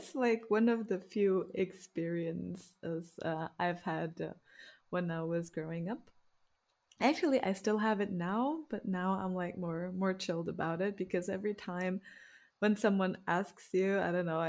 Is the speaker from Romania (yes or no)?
yes; Romania; born there; yeah, I was born in Romania.